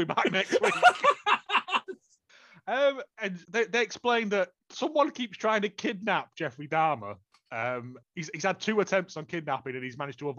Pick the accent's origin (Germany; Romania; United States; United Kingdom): United Kingdom; We're British.